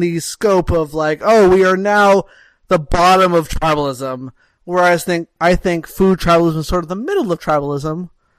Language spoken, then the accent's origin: English; Montreal, Quebec, Canada; I'm from Montreal, which is a city well known for its food, that loves its food and cares about food a lot.